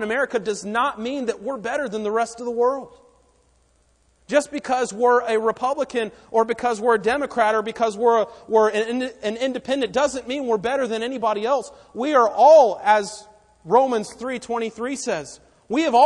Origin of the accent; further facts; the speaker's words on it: Raleigh, North Carolina, United States; we grew up in Raleigh